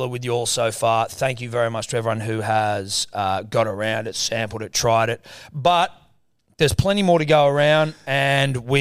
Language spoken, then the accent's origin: English; Australia; We are Australian